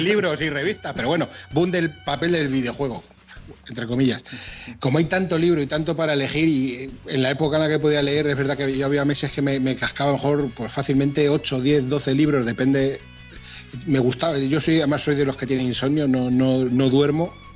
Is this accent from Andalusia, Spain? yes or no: no; Castilla-La Mancha, Spain; como buen manchego